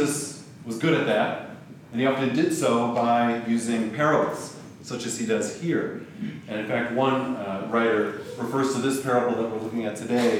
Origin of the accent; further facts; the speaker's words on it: Grand Rapids, Michigan, United States; I was born in Grand Rapids, to parents who had emigrated from the Netherlands, and was baptized in a Christian Reformed church, went to Christian school, went to youth group